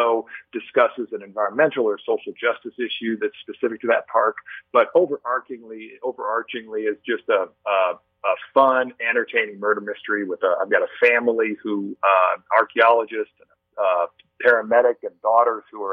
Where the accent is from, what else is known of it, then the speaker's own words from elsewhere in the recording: Durango, Colorado, United States; I was raised over here in Durango.